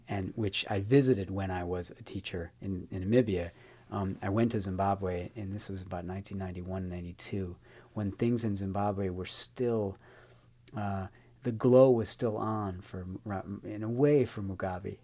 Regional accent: Chicago, Illinois, United States; now in San Francisco, United States; I'm from Chicago

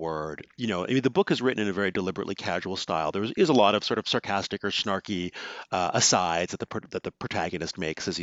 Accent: Vancouver, British Columbia, Canada; I grew up in Vancouver, in British Columbia

